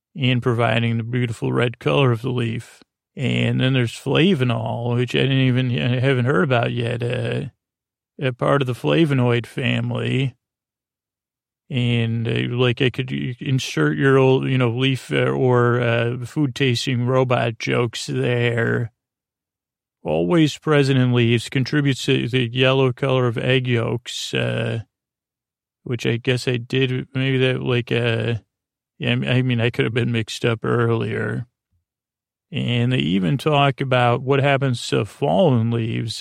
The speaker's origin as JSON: {"language": "English", "town": "Syracuse", "region": "New York", "country": "United States", "first_language": "English", "said": "I come from Syracuse, New York"}